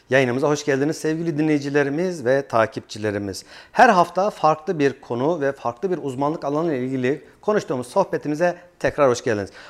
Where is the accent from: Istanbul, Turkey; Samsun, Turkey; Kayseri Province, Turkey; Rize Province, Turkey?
Kayseri Province, Turkey; Kayseri; born there; 91 ee, Kayseri doğumluyum.